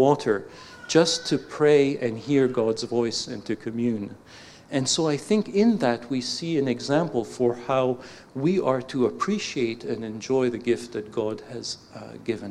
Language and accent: English; Canada; accent: Canadian